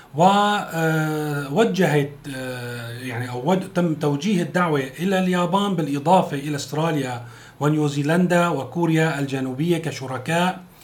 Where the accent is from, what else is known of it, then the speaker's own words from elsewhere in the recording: Syria; بالنسبه لنا كسوريين